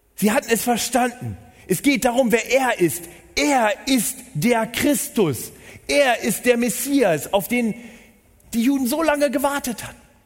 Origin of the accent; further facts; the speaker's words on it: Northern Germany, Germany; moved away as an adult; now in Munich, Germany; Ich bin gebürtiger Norddeutscher